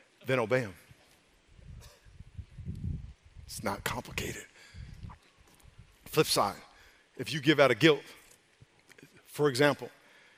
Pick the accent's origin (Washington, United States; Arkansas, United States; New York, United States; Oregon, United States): New York, United States; now in California, United States; I'm from New York